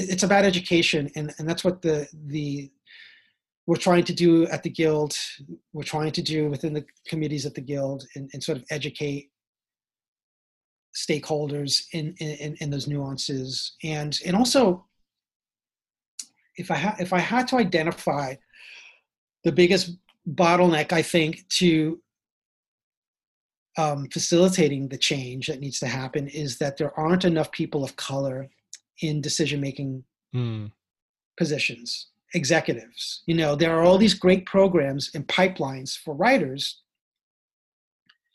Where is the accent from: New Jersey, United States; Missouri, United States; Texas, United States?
New Jersey, United States; Jersey City; moved away; also born or lived in New York / Boston; I grew up in Jersey City, New Jersey